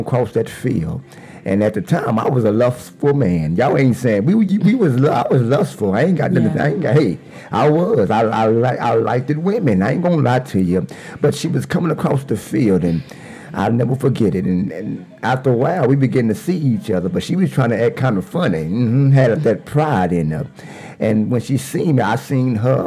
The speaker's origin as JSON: {"language": "English", "town": "Dallas", "region": "Texas", "country": "United States", "said": "I was from South Dallas."}